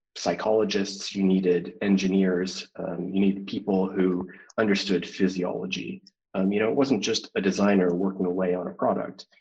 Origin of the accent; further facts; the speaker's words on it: Calgary, Alberta, Canada; Calgary um, Alberta, Canada, my hometown